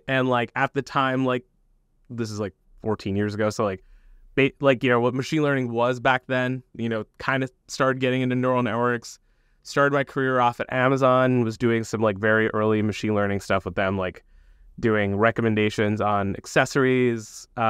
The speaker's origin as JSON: {"language": "English", "country": "Bangladesh", "tie": "born there", "also_born_or_lived": "United States / Saudi Arabia / England / Iran", "said": "I was born in Bangladesh, so I moved around a lot growing up. Lived in the U.S. when I was super young, but then moved to Saudi Arabia, back to Bangladesh, to England, to Iran, Bangladesh again."}